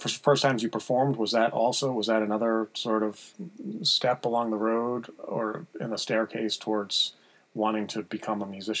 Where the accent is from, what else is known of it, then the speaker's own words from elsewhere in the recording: Boston, Massachusetts, United States; Boston, my hometown